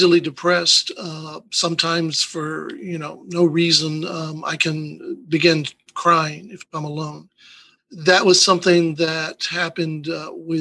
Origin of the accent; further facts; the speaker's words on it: El Paso, Texas, United States; moved away as an adult; now in Hidalgo County, United States; I grew up in El Paso